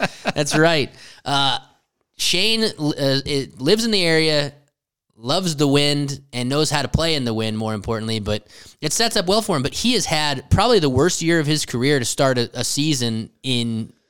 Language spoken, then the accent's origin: English; Florida, United States; Yeah. Florida. Hey, I'm from Florida.